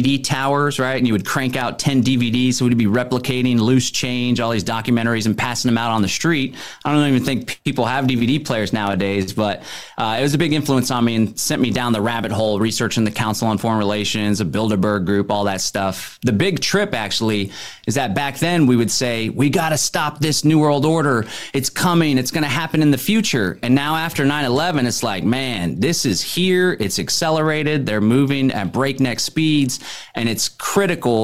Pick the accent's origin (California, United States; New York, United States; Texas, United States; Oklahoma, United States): Texas, United States; Austin; I grew up in Austin, Texas